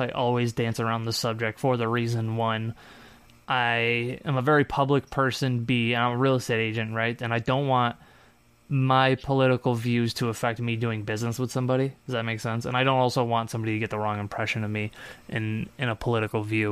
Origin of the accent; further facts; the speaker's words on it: Syracuse, New York, United States; I'm from Syracuse